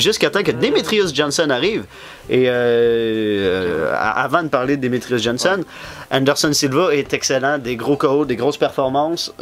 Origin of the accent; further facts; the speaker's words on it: Quebec, Canada; on est des Québécois